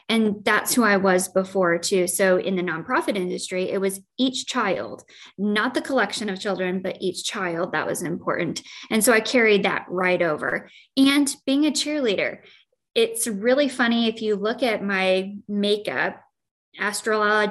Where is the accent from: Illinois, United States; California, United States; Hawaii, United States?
Illinois, United States; Joy; now in Quad Cities, United States; I grew up in Joy, Illinois